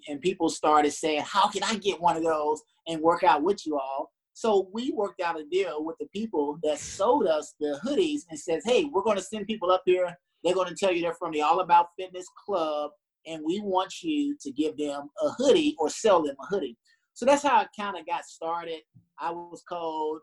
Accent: Shreveport, Louisiana, United States; moved away as an adult; also born or lived in Hawaii / Korea; I'm very, very cold natured. I grew up in Louisiana

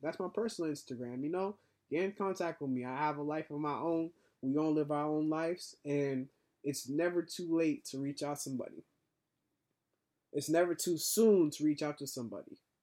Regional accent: Boston, Massachusetts, United States; I am a black man growing up in Boston

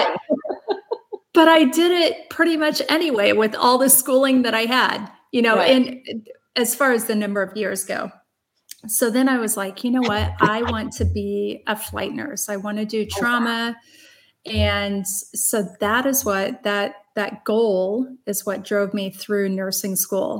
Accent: Brighton, Illinois, United States; also born or lived in Chicago; I grew up in the Midwest in just outside of St. Louis in a little town called Brighton, Illinois

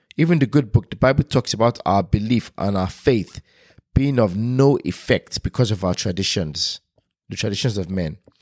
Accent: Nigeria; now in United Kingdom; me being Nigerian. Growing up in a Nigerian household and moving to United Kingdom

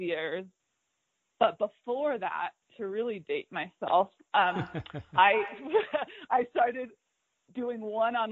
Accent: Fremont, California, United States; now in Mammoth Lakes, United States; I grew up in Fremont, California.

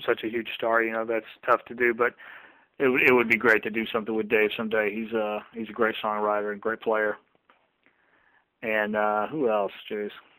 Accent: the South, United States; I'm from the South

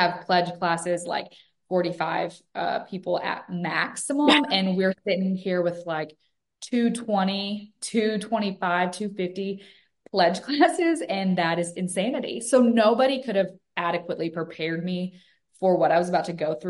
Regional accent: Western Kentucky, United States; moved away as an adult; now in Mississippi, United States; I'm actually from a real small town in Western Kentucky

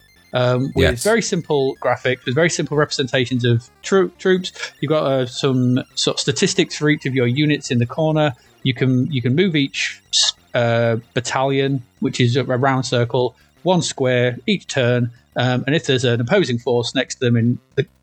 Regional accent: United Kingdom; we're from Britain

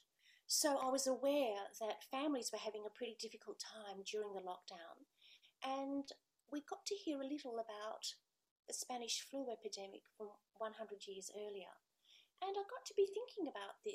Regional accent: Australia

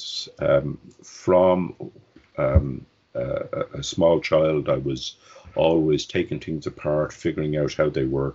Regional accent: Dublin, Leinster, Ireland; I was born in Dublin in Ireland, 60 years ago, and it was a very different place then. I grew up in Dublin.

